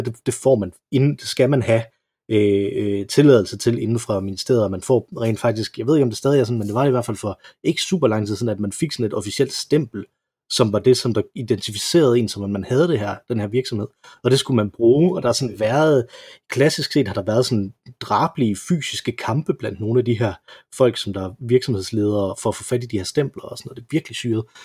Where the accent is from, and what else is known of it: Denmark